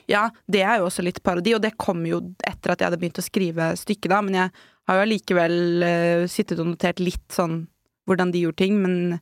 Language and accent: Norwegian; Norway; vi nordmenn